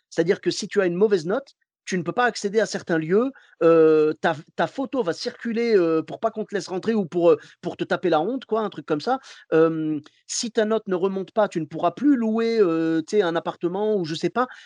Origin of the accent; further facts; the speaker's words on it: Morocco; je suis marocain jusqu'au bout, je suis désolé.